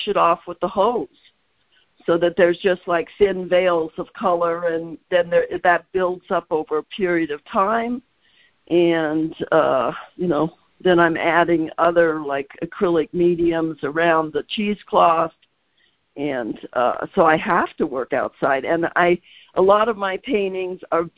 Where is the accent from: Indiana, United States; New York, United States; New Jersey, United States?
Indiana, United States; also born or lived in Nebraska; we moved to Indiana when I was like 7